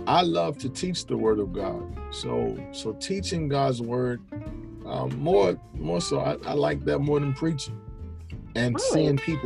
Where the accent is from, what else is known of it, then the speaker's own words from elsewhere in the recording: Crofton, Maryland, United States; I grew up in Crofton, Maryland